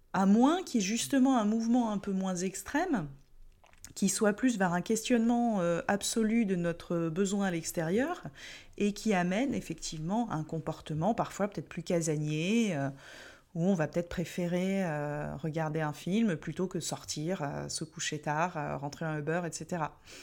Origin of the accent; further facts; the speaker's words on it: France; en tant que Français